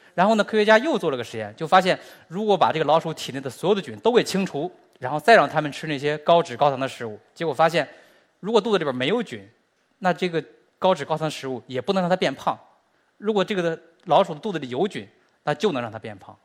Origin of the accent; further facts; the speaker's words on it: China; 我们中国人和美国人的微生物本身就是不一样的